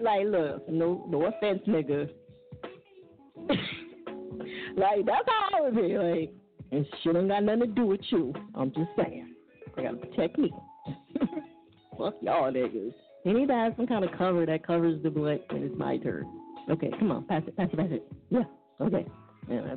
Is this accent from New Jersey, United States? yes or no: yes; New Jersey, United States; I'm from Jersey